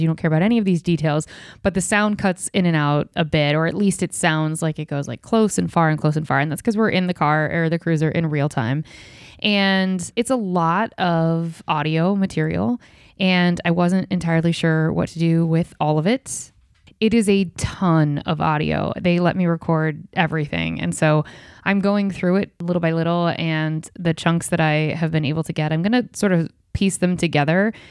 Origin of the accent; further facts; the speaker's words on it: Ohio, United States; my small town where I grew up in Ohio